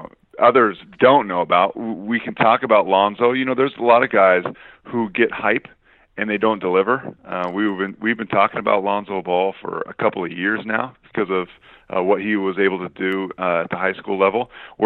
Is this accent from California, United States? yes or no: yes; Los Angeles, California, United States; I was born and raised in Los Angeles my whole life